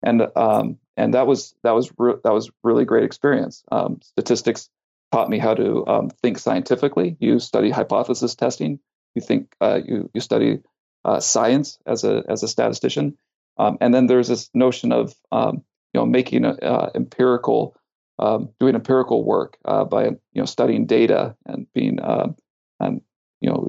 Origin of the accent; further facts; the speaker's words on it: California, United States; also born or lived in Kansas; now in Baltimore, United States; I'm actually from California, so I'm used to the earthquakes and fires. And then I lived in Kansas